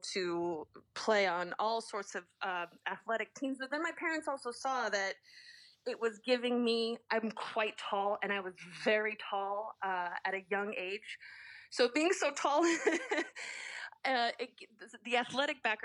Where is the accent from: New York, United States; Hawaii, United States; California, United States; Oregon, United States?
California, United States; Southern; I grew up in Southern California